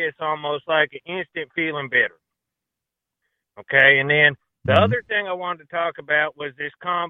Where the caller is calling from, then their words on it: Deep South, United States; Well, gentlemen, I'm in the South, the Deep South.